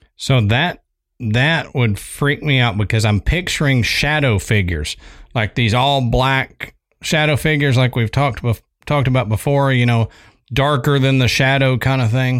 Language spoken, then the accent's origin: English; Texas, United States; I'm from Texas